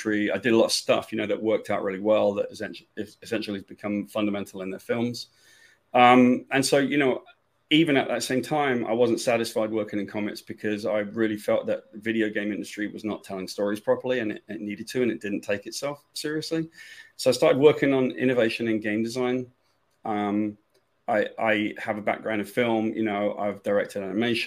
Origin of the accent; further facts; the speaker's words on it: United Kingdom; moved away as an adult; now in United States; I'm from Great Britain and I came to the States when I was young. I was 20 years old.